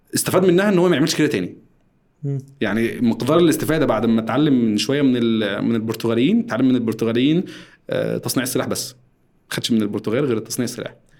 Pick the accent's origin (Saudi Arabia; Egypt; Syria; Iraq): Egypt; احنا عندنا في مصر